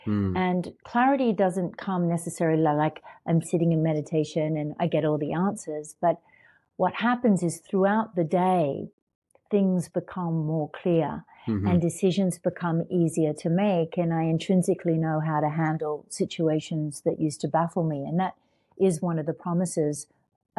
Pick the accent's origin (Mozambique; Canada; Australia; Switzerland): Australia; moved away as an adult; I came from Australia and I came to America